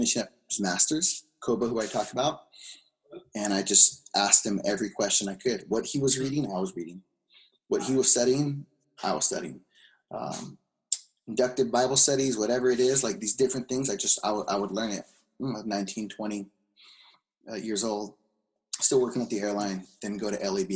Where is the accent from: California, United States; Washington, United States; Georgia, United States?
California, United States; Carson; I grew up Los Angeles Unified School District, Carson, born and raised in small town, Carson, refinery town